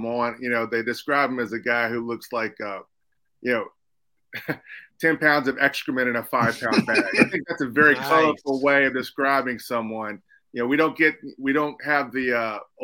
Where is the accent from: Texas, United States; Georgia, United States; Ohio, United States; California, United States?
Texas, United States; Houston; in Houston, my hometown